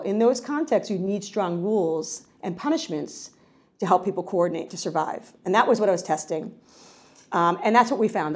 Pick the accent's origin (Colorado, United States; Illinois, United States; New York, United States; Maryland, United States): New York, United States; I'm a New Yorker